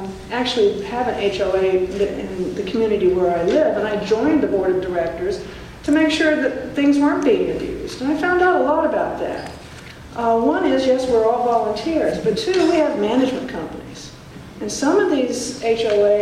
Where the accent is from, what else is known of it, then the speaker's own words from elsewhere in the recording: Southern Arizona, United States; I'm from Southern Arizona